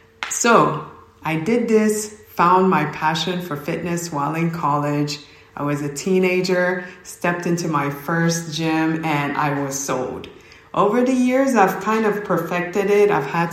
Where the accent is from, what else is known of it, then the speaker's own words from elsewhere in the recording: Oka, Ondo, Nigeria; now in United States; I am originally from Nigeria, a small town, not so small. It's called Oka, Nigeria. And my culture will say Kedu for hello. So I moved to the US and I pretty much grew up in both worlds and went to school here, went to college.